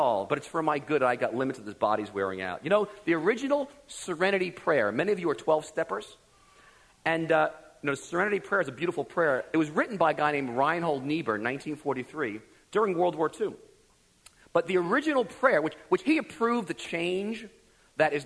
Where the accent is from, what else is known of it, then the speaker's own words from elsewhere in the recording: United States; I was raised in America, like many of you